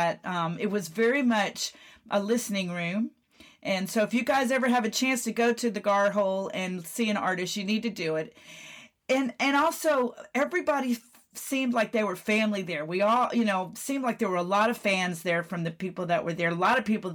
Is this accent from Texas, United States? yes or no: yes; McKinney, Texas, United States; my hometown of McKinney, Texas.